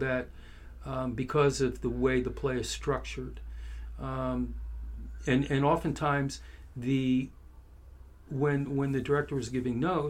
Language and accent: English; Philadelphia, Pennsylvania, United States; moved away as an adult; also born or lived in Boston / New York / Los Angeles; I grew up in Philadelphia. Went to school in Boston